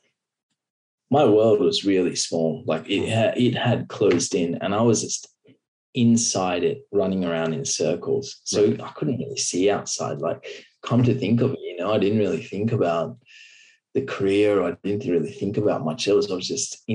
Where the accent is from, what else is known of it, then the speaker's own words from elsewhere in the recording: Byron Bay, New South Wales, Australia; I grew up in Byron Bay, which is a small seaside town